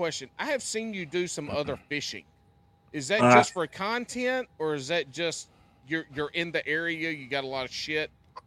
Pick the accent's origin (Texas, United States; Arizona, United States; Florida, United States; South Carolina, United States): South Carolina, United States; I'm from the South. I'm from the Carolinas.